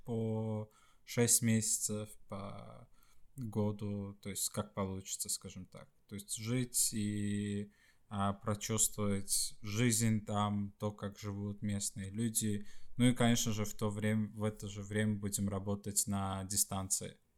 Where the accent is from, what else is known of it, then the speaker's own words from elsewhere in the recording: Sweden; Russian is a second language; also born or lived in Estonia; по сути я из Швеции